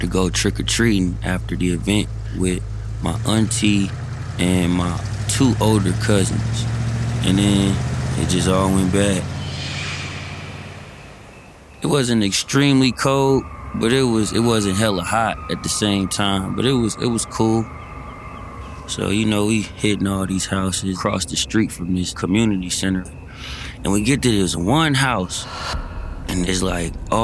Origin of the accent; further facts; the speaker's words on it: Berkeley, California, United States; I grew up in Berkeley. Berkeley's a city away over from Oakland